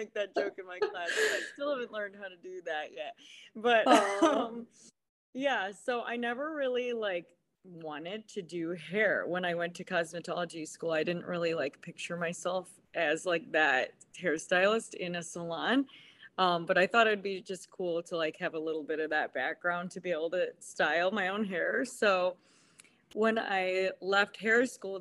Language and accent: English; Chardon, Ohio, United States; I am from Chardon, Ohio